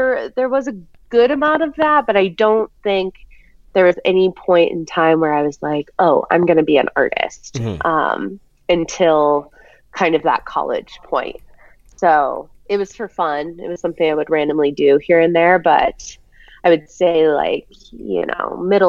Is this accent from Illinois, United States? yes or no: yes; Chicago, Illinois, United States; moved away as an adult; also born or lived in Missouri / Vail, Colorado; now in Denver, United States; I'm from the Chicago area.